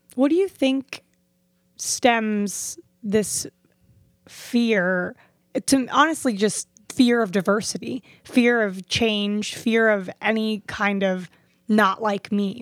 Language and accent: English; Fort Lauderdale, Florida, United States; I grew up in Fort Lauderdale and Hollywood area